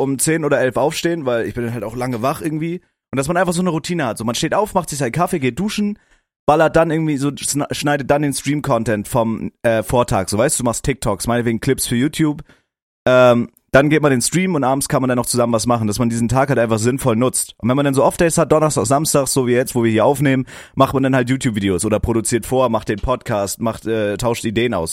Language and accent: German; Schleswig-Holstein, Germany; wir kommen ja aus Schleswig-Holstein, aus fucking Norddeutschland